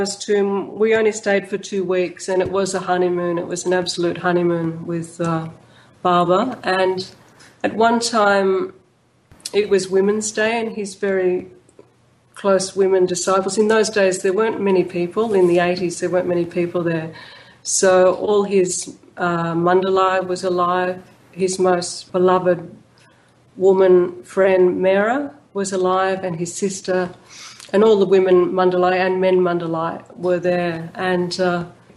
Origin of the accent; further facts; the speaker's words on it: Melbourne, Victoria, Australia; I'm from Fitzroy.